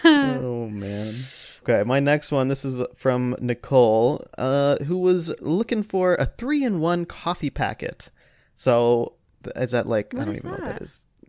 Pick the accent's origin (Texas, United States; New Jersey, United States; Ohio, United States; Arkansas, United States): Ohio, United States; also born or lived in Austria; I'm from Ohio. I have shot a gun before.